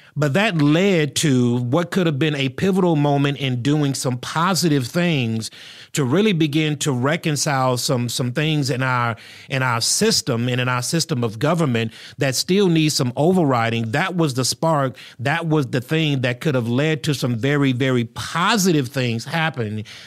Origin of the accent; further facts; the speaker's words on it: United States; I'm an American. I live in the United States of America.